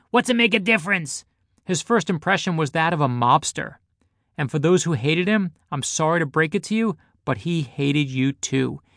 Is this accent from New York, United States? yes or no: yes; New York City, New York, United States; growing up in Brooklyn